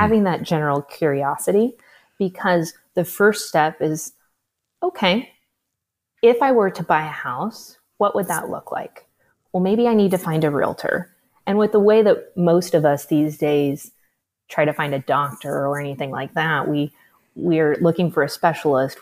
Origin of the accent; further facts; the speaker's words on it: Midwest, United States; I'm from the Midwest, so I, I grew up thinking I had to have twenty percent down to buy a house